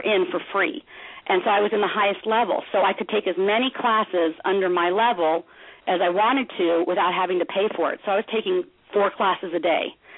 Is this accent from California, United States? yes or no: yes; Los Angeles, California, United States; I grew up in Los Angeles, California